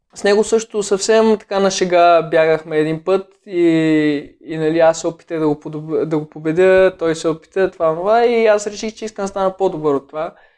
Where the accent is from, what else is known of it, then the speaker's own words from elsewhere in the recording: Sopot, Plovdiv Province, Bulgaria; в града, в който израснах в Сопот